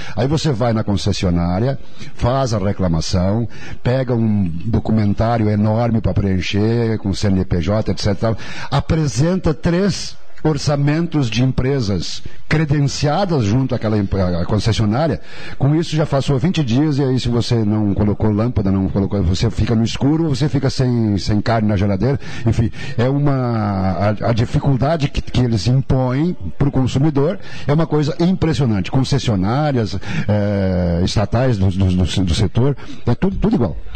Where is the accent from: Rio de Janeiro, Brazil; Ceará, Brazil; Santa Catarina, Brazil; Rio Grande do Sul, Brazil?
Rio Grande do Sul, Brazil; Cerro Alegre Baixo; moved away; also born or lived in Encantado / Guaporé; eu jamais vou esquecer do Cerro Alegre Baixo, onde eu nasci